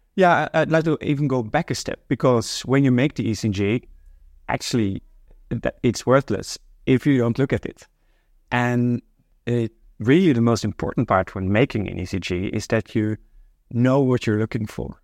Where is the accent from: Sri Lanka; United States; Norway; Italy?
Norway; moved away as an adult; now in Amsterdam, Netherlands; I'm originally from Norway, but I've been living in Amsterdam now for more than 20 years